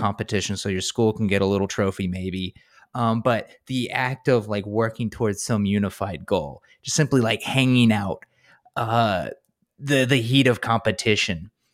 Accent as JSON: {"language": "English", "region": "North Carolina", "country": "United States", "said": "I'm from North Carolina"}